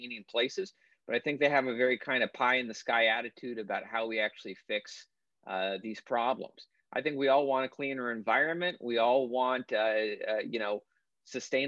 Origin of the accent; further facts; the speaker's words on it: Maine, United States; moved away; moved to my back to my home state of Maine, where my family's been for generations